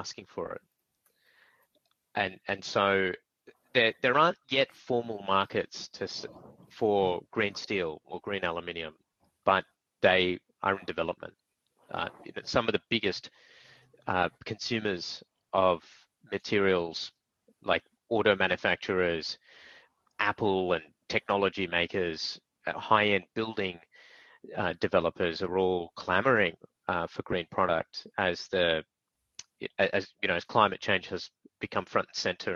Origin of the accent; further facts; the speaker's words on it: Australia; me being an Aussie